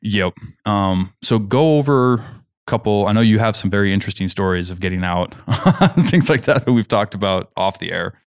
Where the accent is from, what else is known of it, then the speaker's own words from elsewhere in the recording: Kansas, United States; moved away; I'm from Kansas.